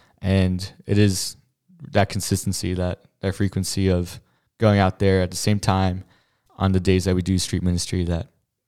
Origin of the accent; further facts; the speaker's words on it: New Jersey, United States; I'm also a second-year missionary with Grace, and I'm from New Jersey.